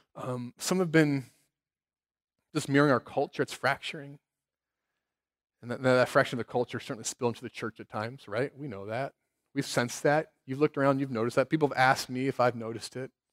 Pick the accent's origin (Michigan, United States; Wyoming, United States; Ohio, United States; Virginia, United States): Ohio, United States; Cincinnati; now in South Bend, United States; my hometown of Cincinnati